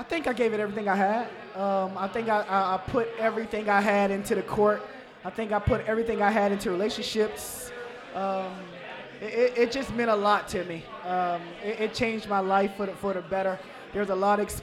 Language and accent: English; Savannah, Georgia, United States; moved away as an adult; now in Cincinnati, United States; I'm from Savannah now, so I'm used to 80s and 90s on Christmas